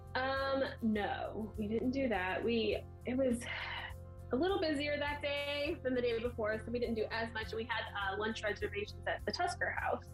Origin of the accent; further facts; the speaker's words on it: St. Louis, Missouri, United States; we're from St. Louis